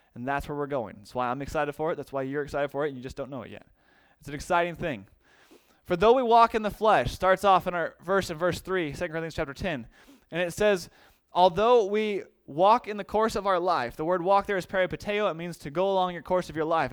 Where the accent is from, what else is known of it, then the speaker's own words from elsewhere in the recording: United States; being an American